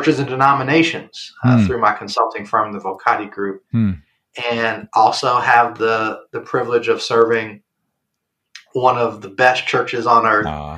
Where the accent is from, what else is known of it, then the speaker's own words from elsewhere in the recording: Chicago, Illinois, United States; I'm from the South Side of Chicago